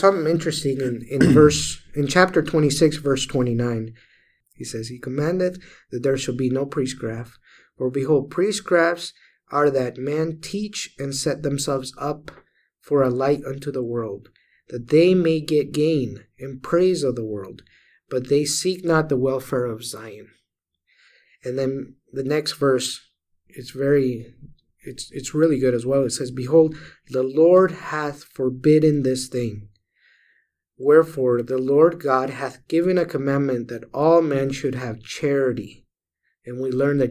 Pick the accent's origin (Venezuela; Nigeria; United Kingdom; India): Venezuela; moved away; I grew up in Venezuela